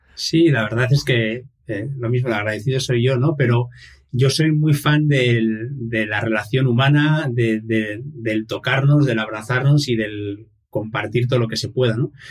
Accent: Irún, Basque Country, Spain; nací en el País Vasco, en un pueblito que se llama, una ciudad que se llama Irún, que hace frontera con Francia. Es eh, la última ciudad eh, antes de, de, hecho tenemos la frontera misma aquí. Y nací en el año 1976, con lo cual actualmente tengo 45 años. Y, nada, he vivido aquí toda mi vida.

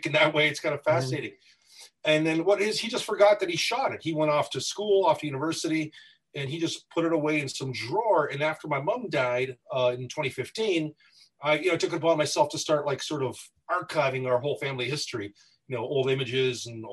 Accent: Windsor, Ontario, Canada; also born or lived in Toronto, Ontario; I was born in Toronto, raised in Windsor, but formed in Detroit

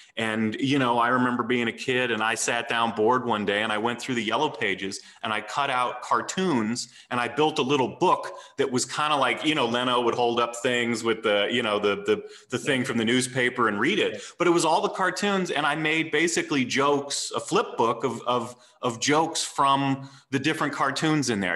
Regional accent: St. Louis, Missouri, United States; also born or lived in Texas / Nashville, Tennessee; when I was eight, we moved to St. Louis

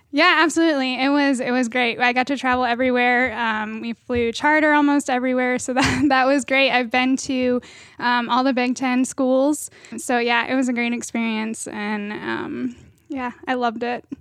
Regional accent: Marion County, Ohio, United States; I am from Marion County

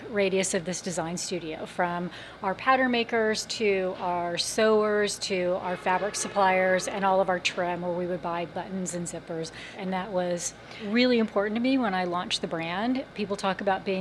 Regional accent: Los Angeles, California, United States; Since it was in my hometown, I wanted to create a brand that reflected the ethos of Los Angeles

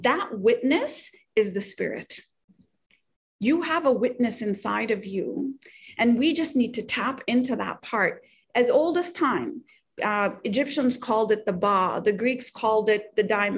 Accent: Pakistan; moved away; I'm from Pakistan

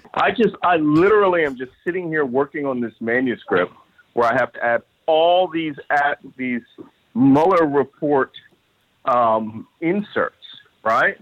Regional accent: Philadelphia, Pennsylvania, United States; I was born and raised in Philadelphia.

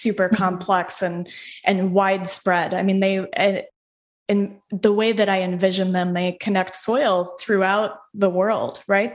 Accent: Denver, Colorado, United States; so I'm from Denver, like Denver okay. proper

